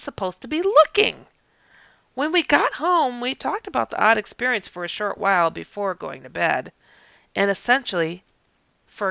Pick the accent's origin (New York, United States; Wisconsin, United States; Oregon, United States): Wisconsin, United States; I'm from Wisconsin